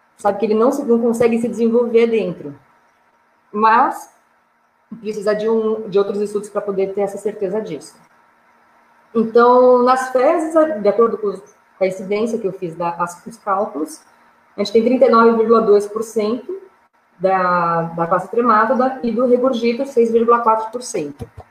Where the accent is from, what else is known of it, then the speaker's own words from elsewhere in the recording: São Paulo, Brazil; eu sou de São Paulo